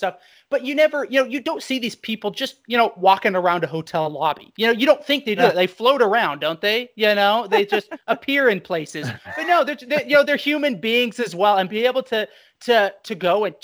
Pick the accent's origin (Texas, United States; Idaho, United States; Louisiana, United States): Idaho, United States; I'm being from Idaho